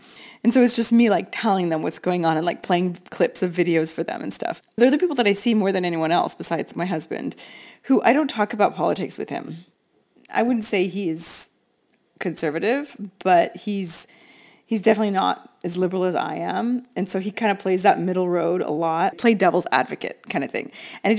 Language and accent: English; Seattle, Washington, United States; moved away as an adult; now in Rome, Italy; Also from Seattle